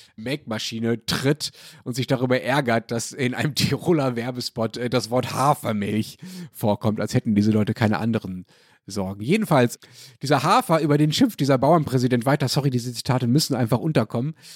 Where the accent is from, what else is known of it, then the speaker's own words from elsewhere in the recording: Germany; Also ich als Deutscher